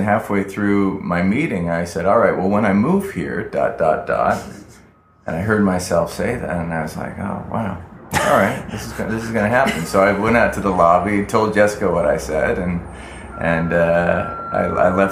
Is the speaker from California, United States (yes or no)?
yes; California, United States; moved away as an adult; now in New York, United States; growing up in California my whole life